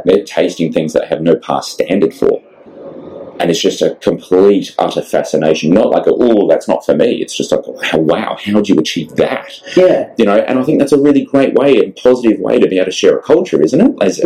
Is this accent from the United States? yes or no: no; Australia; we're a massive island nation